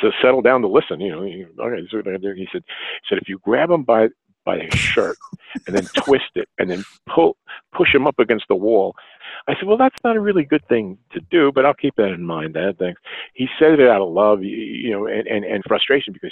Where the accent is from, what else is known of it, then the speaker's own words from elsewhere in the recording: New York City, New York, United States; I grew up working class in Brooklyn.